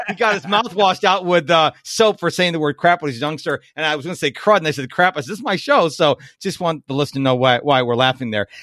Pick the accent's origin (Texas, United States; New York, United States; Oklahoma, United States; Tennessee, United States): New York, United States; Rochester; moved away; I'm originally from Rochester, New York